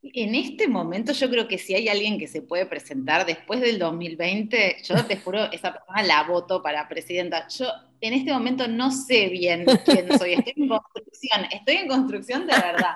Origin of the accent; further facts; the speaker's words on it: Buenos Aires Province, Argentina; moved away as an adult; also born or lived in Uruguay; now in India; me presentabas como bonaerense y para mí, claro, bonaerense quedó tan en el tiempo